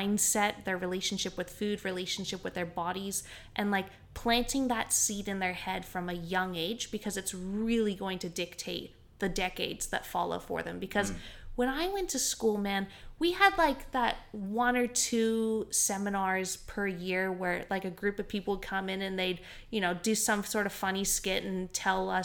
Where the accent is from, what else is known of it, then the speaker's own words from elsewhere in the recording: Canada; now in Australia; Where I grew up in Canada, there's a lot of just your standard public schools.